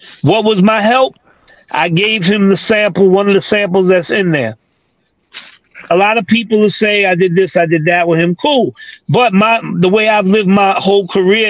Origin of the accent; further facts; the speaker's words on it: New York City, New York, United States; I come from East New York, Brooklyn